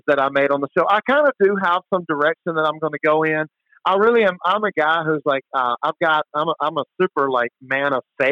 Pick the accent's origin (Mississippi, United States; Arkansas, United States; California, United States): Mississippi, United States; I grew up in Mississippi.